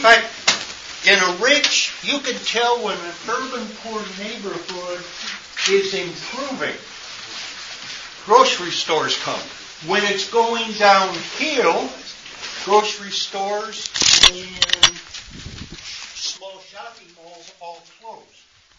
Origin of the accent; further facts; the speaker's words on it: Midwest, United States; you Easterners know row housing. I'm a Midwesterner, and we don't know row housing.